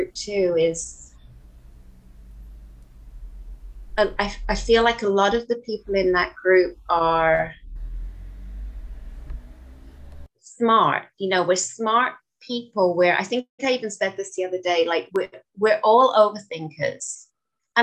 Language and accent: English; England, United Kingdom; moved away as an adult; now in Canada; We stayed for 6 months, went back to England, and then I came back out here a couple of years later